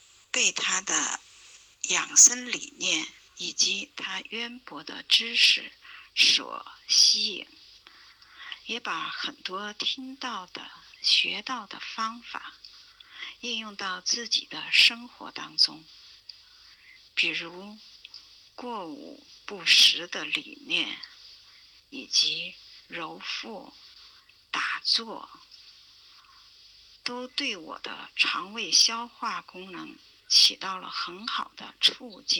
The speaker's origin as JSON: {"language": "Chinese", "town": "Chengdu", "region": "Sichuan", "country": "China", "said": "大家好，我是来自成都的"}